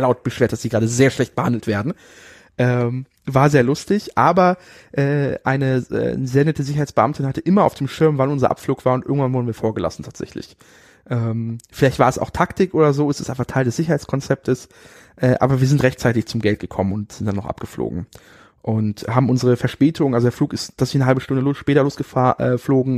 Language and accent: German; Berlin, Germany; aus Germany, Berlin